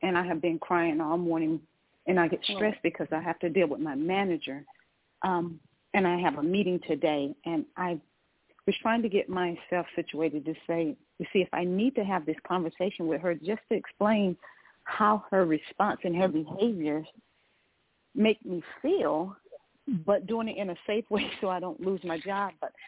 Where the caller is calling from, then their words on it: Georgia, United States; calling from Georgia.